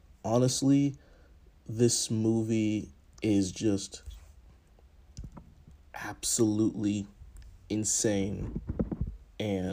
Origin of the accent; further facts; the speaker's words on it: Boston, Massachusetts, United States; now in Atlanta, United States; I grew up in Boston, and I was super close to New York